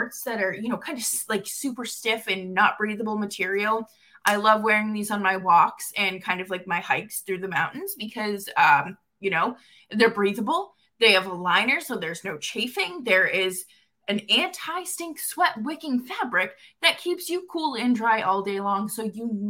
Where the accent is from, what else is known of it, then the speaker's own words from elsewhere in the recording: Boston, Massachusetts, United States; also born or lived in upstate New York; now in New York, United States; I'm originally from Boston and I don't live in Calgary. I live in upstate New York now